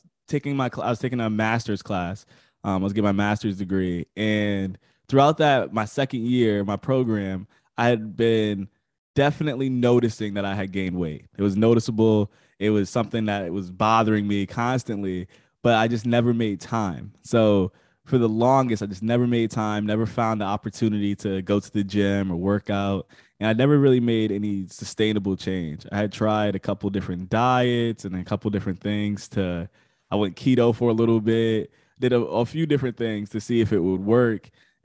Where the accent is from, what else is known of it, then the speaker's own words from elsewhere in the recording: Connecticut, United States; I'm from Connecticut, East Coast.